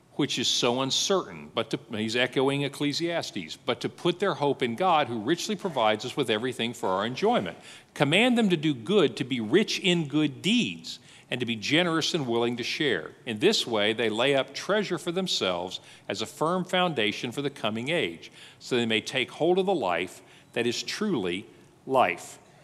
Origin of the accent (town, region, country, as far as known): United States